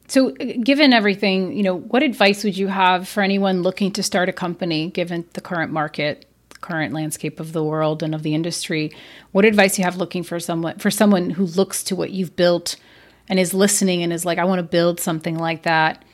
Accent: Brazil; now in United States; as an immigrant, I'm from Brazil

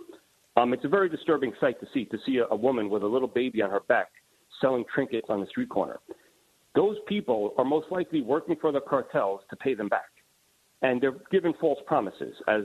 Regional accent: New York City, New York, United States; growing up in Queens, New York, I've been around illegal immigrants my entire life.

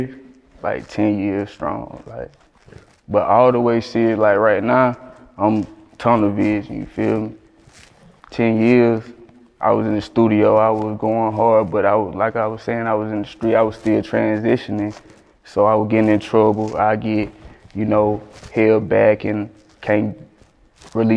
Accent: Perry, Georgia, United States; moved away as an adult; now in Los Angeles, United States; I was born in Georgia

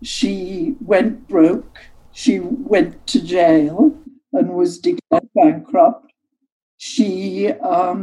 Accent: Newcastle upon Tyne, North East England, United Kingdom; moved away as an adult; also born or lived in Paris, France / United States; I was born in Newcastle

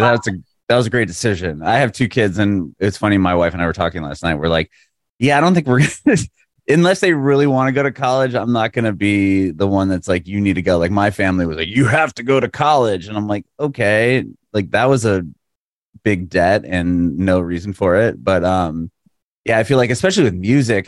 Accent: San Diego, California, United States; moved away as an adult; also born or lived in Walnut Creek; now in Nashville, United States; I'm from San Diego. I moved to Nashville like three years ago

